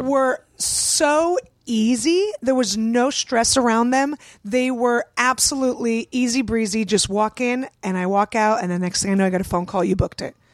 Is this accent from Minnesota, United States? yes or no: no; San Francisco, California, United States; I grew up in San Francisco.